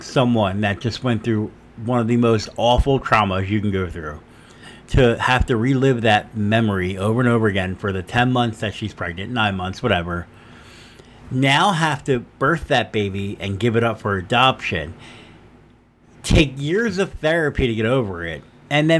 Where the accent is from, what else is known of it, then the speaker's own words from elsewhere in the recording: Camden, New Jersey, United States; growing up in Camden